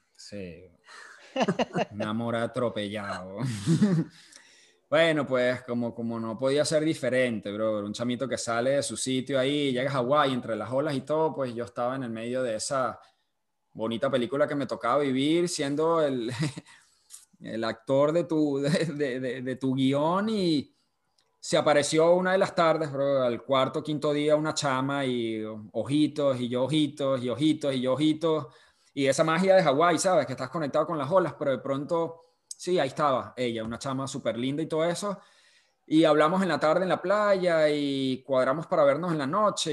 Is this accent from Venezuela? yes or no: yes; Venezuela; yo salí de Venezuela